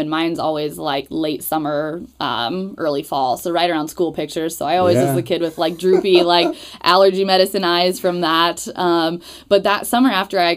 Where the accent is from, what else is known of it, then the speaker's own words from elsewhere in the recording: Newton, Iowa, United States; moved away as an adult; also born or lived in Atlanta; I grew up in Newton, Iowa.